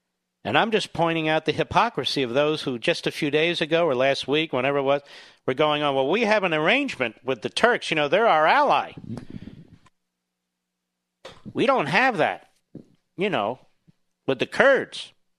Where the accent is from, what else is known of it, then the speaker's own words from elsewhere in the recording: Cheltenham, Pennsylvania, United States; Okay, I grew up in Cheltenham, right next door.